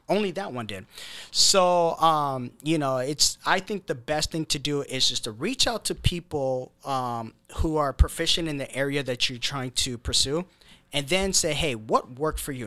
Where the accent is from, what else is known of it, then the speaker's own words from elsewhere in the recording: Seattle, Washington, United States; also born or lived in Federal Way, Washington; as a kid, we grew up in, uh, Holly Park, uh, uh, me and my brother, and then, um, uh, when I was ten, uh, we moved out to, uh, Federal Way.